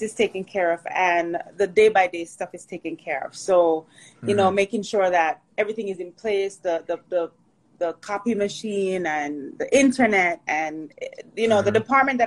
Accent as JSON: {"language": "English", "town": "Portmore", "region": "Saint Catherine", "country": "Jamaica", "tie": "born or raised there", "also_born_or_lived": "Kingston, Jamaica", "moved": "yes", "lives_now": "United States", "said": "I was born in Kingston, raised in St. Catherine, Portmore."}